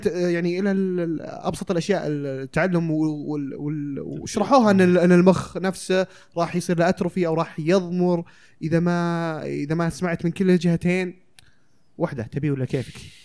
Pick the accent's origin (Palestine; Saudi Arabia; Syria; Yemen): Saudi Arabia; عندنا في السعودية